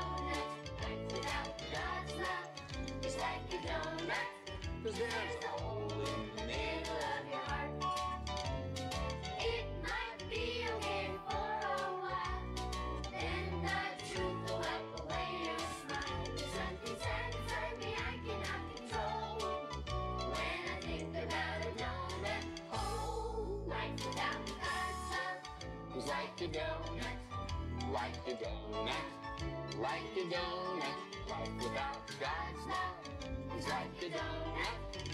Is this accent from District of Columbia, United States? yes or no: no; Lynchburg, Virginia, United States; my life growing up around Liberty University, the Falwell family, and Thomas Road Baptist Church